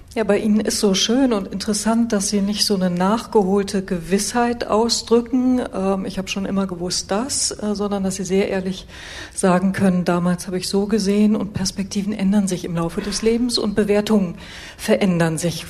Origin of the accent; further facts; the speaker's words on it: Germany; als Westdeutsche